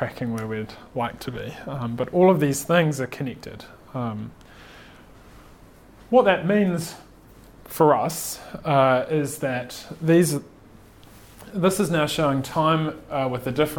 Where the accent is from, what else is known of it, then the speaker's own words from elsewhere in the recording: Napier, Hawke's Bay, New Zealand; moved away as an adult; also born or lived in Michigan, United States / Silicon Valley, United States; now in Christchurch, New Zealand; I grew up in Napier, but moved to Christchurch to study my degree